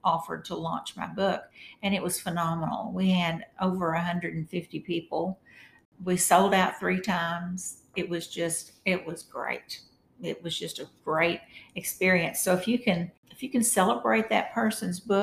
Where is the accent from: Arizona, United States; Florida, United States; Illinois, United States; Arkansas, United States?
Arkansas, United States; Walnut Ridge; my hometown, Walnut Ridge